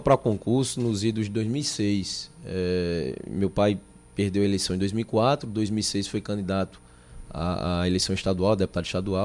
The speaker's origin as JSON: {"language": "Portuguese", "country": "Brazil", "tie": "born or raised there", "said": "sou oriundo do Cariri"}